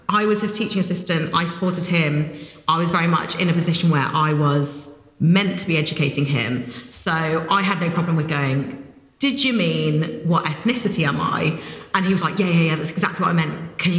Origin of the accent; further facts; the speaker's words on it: Warwickshire, West Midlands, United Kingdom; also born or lived in Suffolk; oh, I'm from Warwickshire, I was born in Suffolk